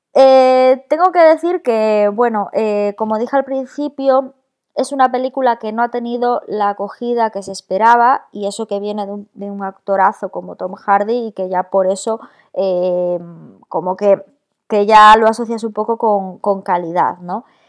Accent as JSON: {"language": "Spanish", "region": "Galicia", "country": "Spain", "moved": "yes", "said": "somos cuatro gallegos"}